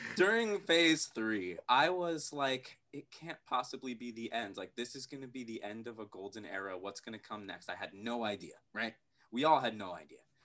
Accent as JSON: {"language": "English", "town": "New York City", "region": "New York", "country": "United States", "said": "we're all from New York City"}